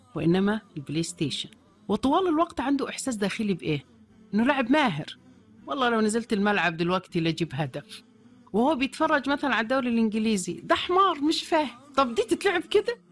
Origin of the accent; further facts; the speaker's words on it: Egypt; وننتظرها كمصريين